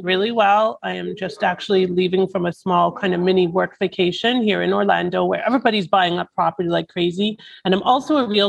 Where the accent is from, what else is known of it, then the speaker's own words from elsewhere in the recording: Toronto, Ontario, Canada; moved away as an adult; now in Florida, United States; So I am originally from Toronto, Ontario, Canada.